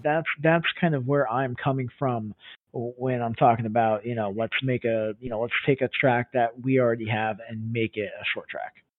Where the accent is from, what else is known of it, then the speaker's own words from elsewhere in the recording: Atlanta, Georgia, United States; I'm from Atlanta